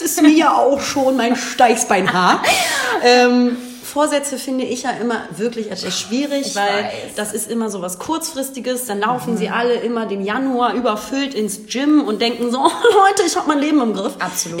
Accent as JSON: {"language": "German", "region": "Hamburg", "country": "Germany", "tie": "born or raised there", "said": "ich bin in Hamburg geboren, wohne hier auch"}